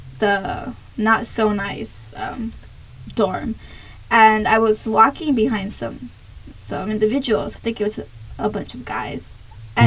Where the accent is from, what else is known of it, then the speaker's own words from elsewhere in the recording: Compton, California, United States; moved away as an adult; now in Kansas, United States; I was from Compton